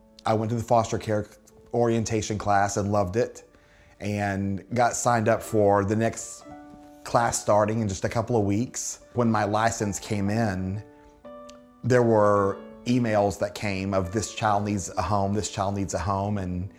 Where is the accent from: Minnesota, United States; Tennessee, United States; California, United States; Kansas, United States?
Tennessee, United States; I grew up in outside of Chattanooga, Tennessee, and in high school was voted to be most likely to be married by my sophomore year in college.